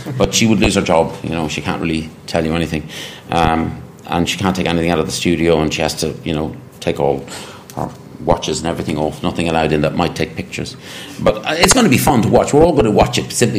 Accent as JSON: {"language": "English", "country": "Ireland", "said": "Being an Irishman"}